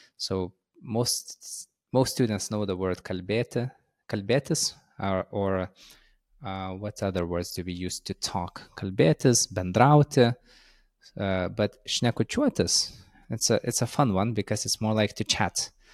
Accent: Lithuania; first language Lithuanian; English is a second language

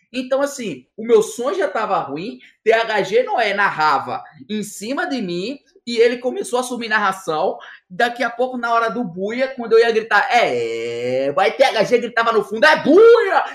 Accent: Northeast Region, Brazil; eu sempre fui um cara como nordestino é

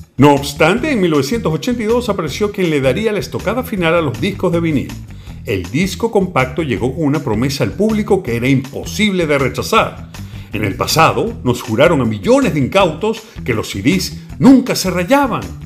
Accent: Venezuela; lo que en Venezuela llamábamos picó

